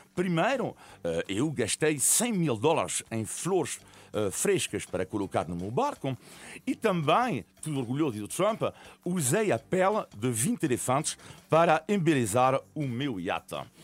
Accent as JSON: {"language": "Portuguese", "country": "France", "tie": "born or raised there", "said": "eu nasci em França de, de, de, de, origem italiana"}